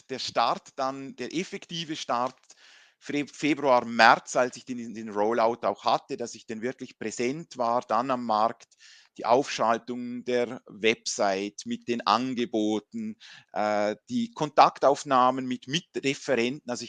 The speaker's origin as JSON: {"language": "German", "country": "Liechtenstein", "also_born_or_lived": "Switzerland", "said": "ich bin Liechtensteiner und auch Schweizer, also meine Mutter kommt von der Schweiz, ich war in der Schweiz eben beim Studium"}